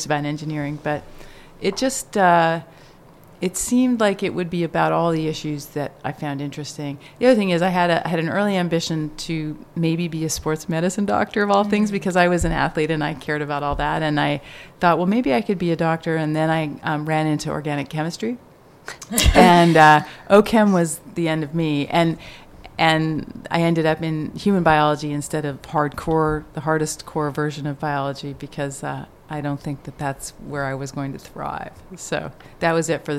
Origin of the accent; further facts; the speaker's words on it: Canada; also born or lived in Stanford, United States / Cambridge, Massachusetts, United States; now in United States; I am Canadian originally